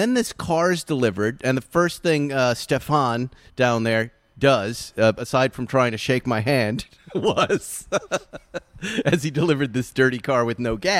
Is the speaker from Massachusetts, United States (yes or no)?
yes; Massachusetts, United States; moved away; I'm a Massachusetts guy. I'm from a very puritanical, kind of historical, New England-y kind of town where my friends' last names are the last names on the Mayflower, Adams and the Ames, right?